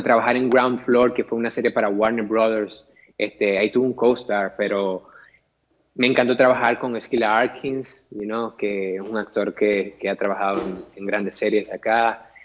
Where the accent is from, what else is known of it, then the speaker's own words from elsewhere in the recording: Maracaibo, Zulia, Venezuela; moved away as an adult; also born or lived in Caracas, Venezuela; now in Los Angeles, United States; mi niñez la pasé en Maracaibo, Venezuela, hasta los 17, 18 años que decido mudarme a la capital de Venezuela